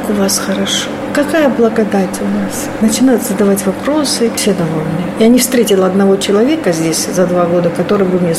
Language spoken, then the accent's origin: Russian; Georgia; also born or lived in Kuban, Russia; now in Staraya Ladoga, Russia; Вот я там 20 лет, я там чужая, потому что я с Грузии, потому что я грузинка